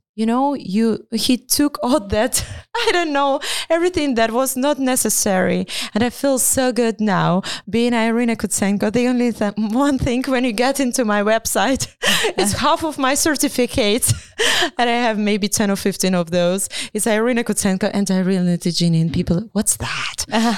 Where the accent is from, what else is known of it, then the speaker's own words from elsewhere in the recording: Ukraine; English is a second language; moved away; we are proud to be Ukrainians